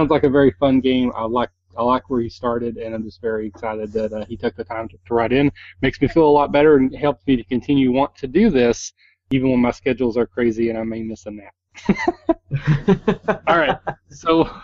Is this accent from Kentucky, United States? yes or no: yes; Kentucky, United States; I'm from Kentucky and I'm a hick and I can't pronounce a lot of words right